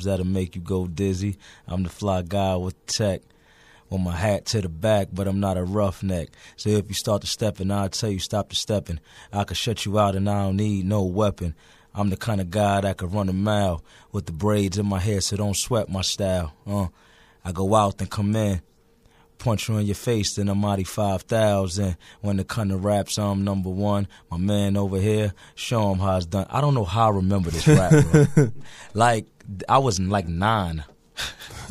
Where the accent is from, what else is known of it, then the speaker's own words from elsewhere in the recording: New York City, New York, United States; I'm from the Bronx